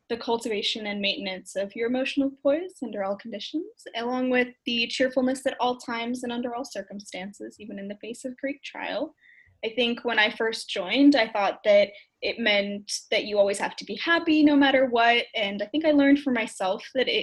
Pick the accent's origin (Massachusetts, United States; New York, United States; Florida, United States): Massachusetts, United States; Waltham; I grew up in Waltham, which is about 20 minutes away from Boston